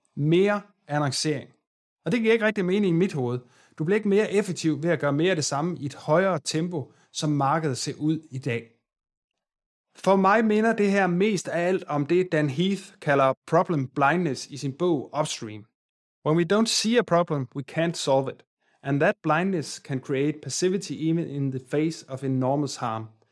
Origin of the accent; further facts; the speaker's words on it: Aarhus, Central Denmark Region, Denmark; Jeg er selv fra Aarhus